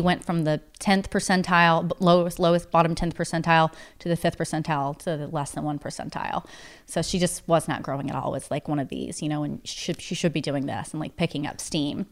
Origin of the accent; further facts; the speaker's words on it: East Tennessee, United States; now in Nashville, United States; I'm from East Tennessee, but my mom grew up in Nashville